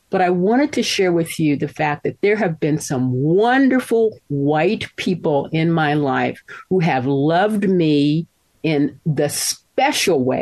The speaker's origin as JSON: {"language": "English", "region": "Mississippi", "country": "United States", "tie": "born there", "said": "I was born in Mississippi, and by the grace of God, um, my folks, even though they split up, they thought that my getting a good education was their primary responsibility."}